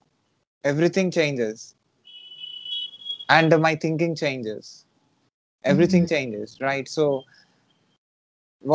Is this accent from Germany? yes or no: no; India; moved away as an adult; So I live in India. I live in India. I'm coming from India to Toronto.